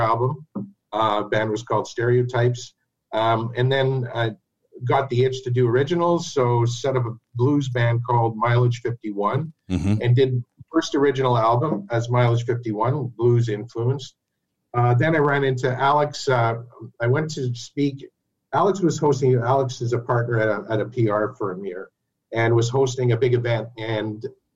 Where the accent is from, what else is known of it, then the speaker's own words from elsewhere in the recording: Chapleau, Ontario, Canada; moved away as an adult; also born or lived in Ottawa, Canada; my hometown, Chaplow